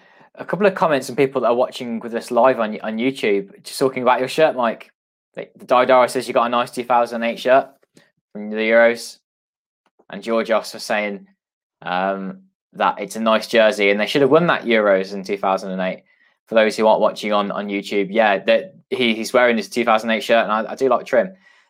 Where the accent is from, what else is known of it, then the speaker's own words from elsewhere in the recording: England, United Kingdom; I'm English